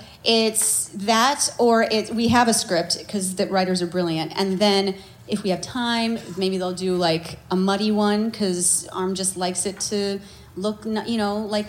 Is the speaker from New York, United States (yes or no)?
no; Chicago, Illinois, United States; I'm from Chicago